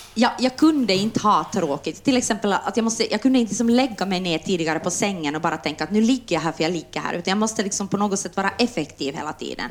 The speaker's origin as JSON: {"language": "Swedish", "town": "Jakobstad", "region": "Ostrobothnia", "country": "Finland", "tie": "born or raised there", "moved": "yes", "lives_now": "Helsinki, Finland", "said": "jag är från Österbotten och när jag kom hit så, så förstod jag inte ens vad folk sa."}